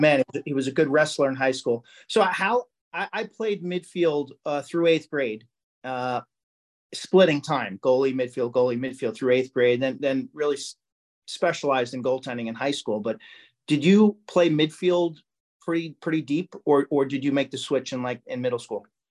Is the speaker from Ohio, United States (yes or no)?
no; Lynbrook, New York, United States; I'm from Lynbrook